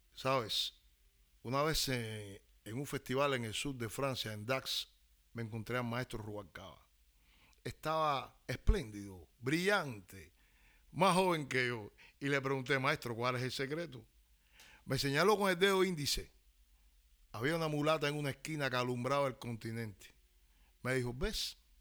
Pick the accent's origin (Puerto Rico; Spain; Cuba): Cuba; Soy un cantante cubano y un enamorado, enamorado, enamorado de la historia musical de mi país.